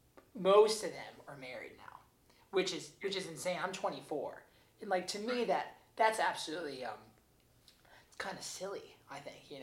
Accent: Spring Hill, Tennessee, United States; I'm from Nashville, but I'm from an hour outside of Nashville. So it's a town called Spring Hill. And when I was growing up, it was small. Like, there's two schools, one grocery store, one huge church.

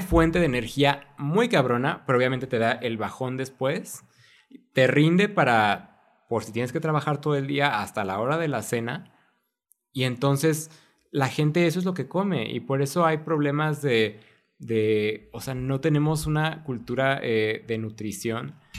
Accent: Mexico; como cultura mexicana

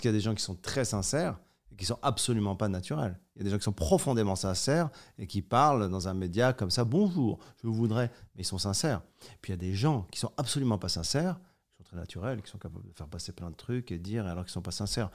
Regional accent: Morocco; Je suis né au Maroc

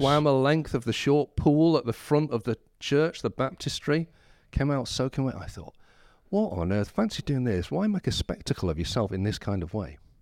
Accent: Whitby, Yorkshire and the Humber, United Kingdom; also born or lived in Scarborough; I was born in Whitby, and my family was sort of church attenders

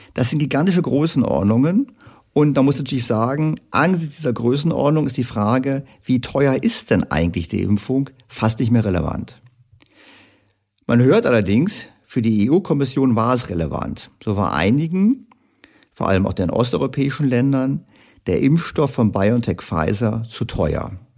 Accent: Germany; für uns Deutsche

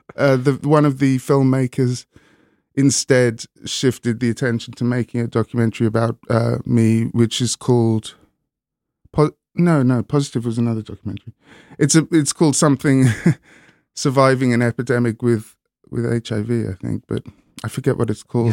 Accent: Hastings, South East England, United Kingdom; also born or lived in London; now in Brighton, United Kingdom; I grew up in Hastings, I call Brighton home now

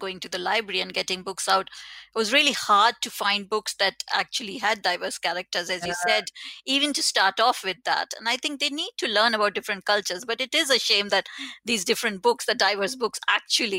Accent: India; now in United Kingdom; I come from India

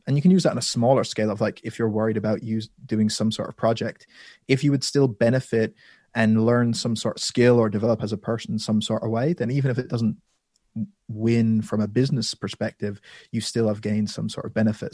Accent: Ireland; born or raised there; also born or lived in London

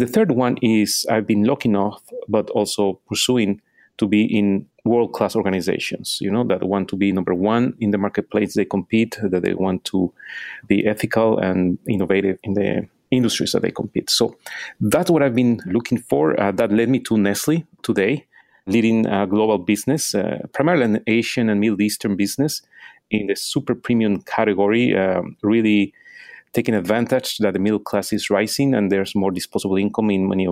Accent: Mexico City, Mexico; moved away as an adult; also born or lived in Austin, Texas, United States / Venezuela; now in New York City, United States; I'm from Mexico City

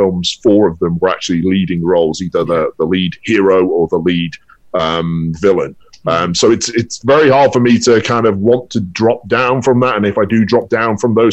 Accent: United Kingdom; moved away as an adult; now in Los Angeles, United States; coming home to the UK

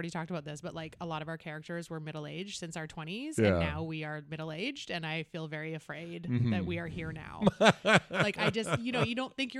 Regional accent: North Vancouver, British Columbia, Canada; I was born in Vancouver. I was born in North Vancouver.

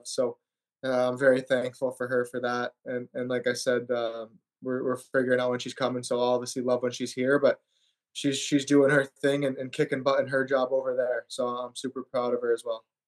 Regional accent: Granger, Indiana, United States; moved away; also born or lived in Sault Ste. Marie, Michigan / Rhode Island; it was a great place to grow up

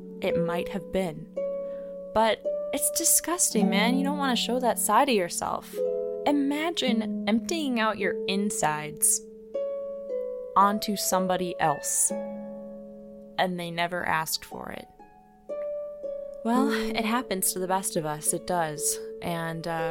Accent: Midwest, United States; we're all from the Midwest

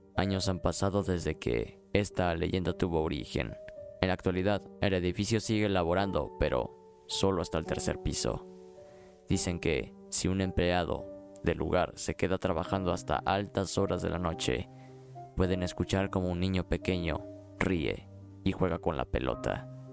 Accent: Aguascalientes, Mexico; mi ciudad natal, Aguascalientes.

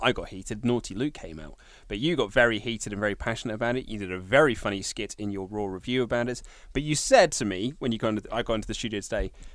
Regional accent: Reading, South East England, United Kingdom; Reading Town Centre, which is my hometown

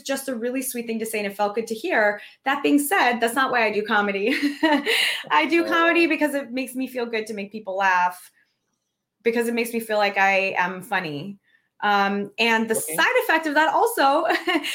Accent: United States; we as American people

